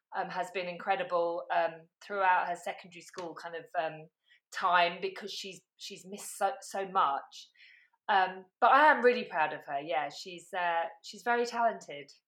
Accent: London, United Kingdom; moved away as an adult; now in St Albans, United Kingdom; growing up in southeast London and then living in in West London

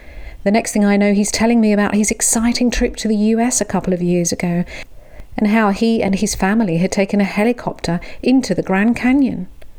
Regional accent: London, United Kingdom; Growing up in London, I wasn't really in touch with nature. I was an urban girl, and even at that tender age was more acquainted with the intricacies of city life, like shopping on Oxford Street or meandering around the Natural History Museum.

